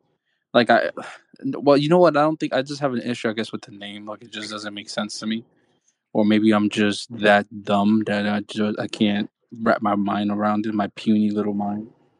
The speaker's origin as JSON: {"language": "English", "town": "Bronx", "region": "New York", "country": "United States", "said": "Hey, man, I'm going to hop on X because I'm from the Bronx."}